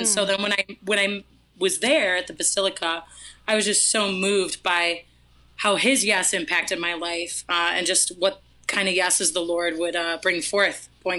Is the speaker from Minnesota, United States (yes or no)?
yes; Minnesota, United States; I'm from Minnesota, so I guess negative 10.